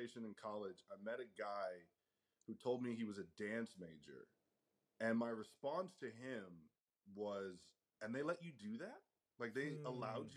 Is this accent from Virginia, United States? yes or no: yes; Fredericksburg, Virginia, United States; I grew up in a small town called Fredericksburg, Virginia.